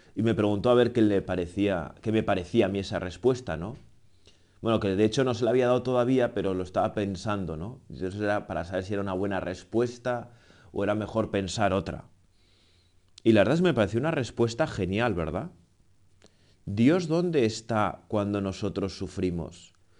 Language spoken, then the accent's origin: Spanish; Navarre, Spain; yo soy navarro